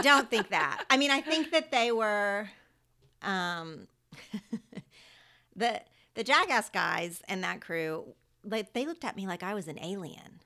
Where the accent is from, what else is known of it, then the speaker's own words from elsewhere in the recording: Oklahoma, United States; accent: twangy; moved away as an adult; now in Los Angeles, United States; When I was growing up in Oklahoma